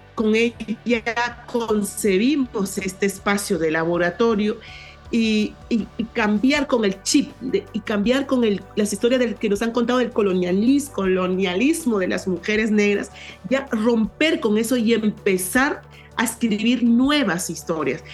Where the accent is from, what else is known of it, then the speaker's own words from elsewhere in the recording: San José, Lambayeque, Peru; now in Lima, Peru; yo soy de, un pueblo, de un pueblo llamado San José, que está en, en, el departamento de Lambayeque, en la ciudad de Chiclayo